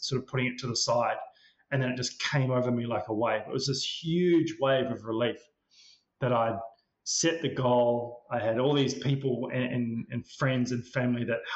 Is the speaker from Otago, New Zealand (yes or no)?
yes; Queenstown, Otago, New Zealand; I grew up in Queenstown in New Zealand